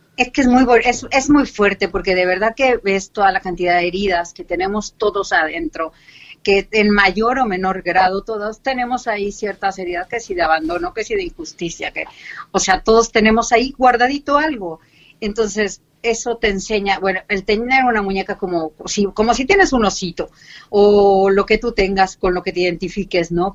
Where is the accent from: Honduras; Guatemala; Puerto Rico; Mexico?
Mexico; Mexico City; moved away as an adult; now in Cartagena, Spain; extrañando mi México una barbaridad. Y sí, soy del DF, bueno, del antiguo DF que ahora es Ciudad de México